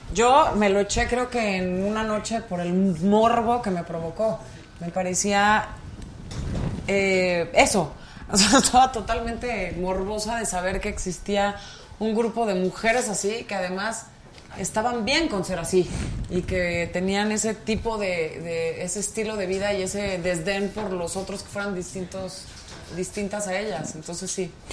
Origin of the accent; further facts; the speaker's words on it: Pachuca, Hidalgo, Mexico; yo soy de Pachuca, Hidalgo